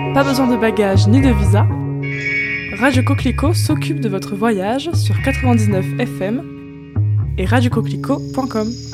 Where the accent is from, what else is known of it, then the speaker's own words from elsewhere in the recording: France; en tant que française